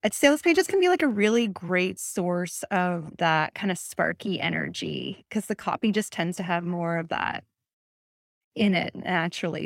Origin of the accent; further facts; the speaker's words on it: Canada; now in Atlantic Canada, Canada; I'm Canadian